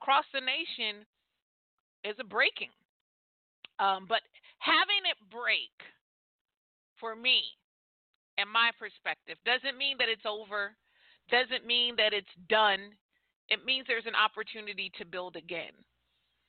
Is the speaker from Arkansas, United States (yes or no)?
no; California, United States; moved away as an adult; also born or lived in Atlanta, Georgia; I was born and raised in California, but immediately after high school, I moved to Atlanta, Georgia, and that's where I lived for all of my adult life.